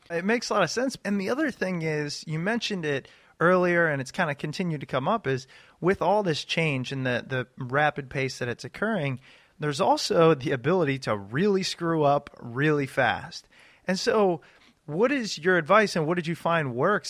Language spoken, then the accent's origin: English; Ashburn, Virginia, United States; John and I grew up in Ashburn, Virginia